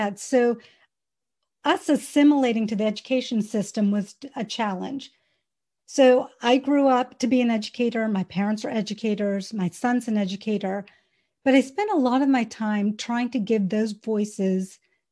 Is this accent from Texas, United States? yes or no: no; the South, Georgia, United States; I was actually born and raised in the South in the 70s